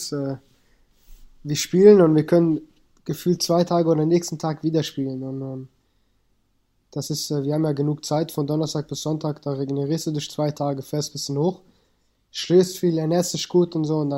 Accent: Germany; born there; Also ich bin äh, Afghane, meine Wurzeln komplett, bin aber in Deutschland geboren und meine Eltern sind mit 18, 19 geflüchtet nach Deutschland.

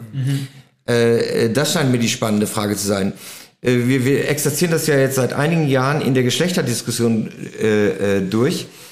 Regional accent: Germany; als Deutscher

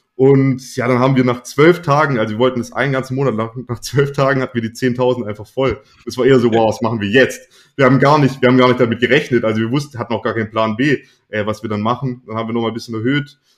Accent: Swabia, Germany; ich bin ja Schwabe

